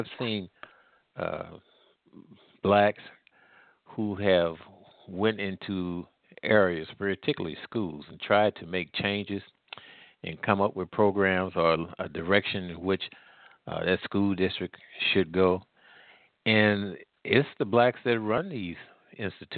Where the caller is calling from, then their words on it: St. Louis, Missouri, United States; I'm calling here from the Midwest in the St. Louis area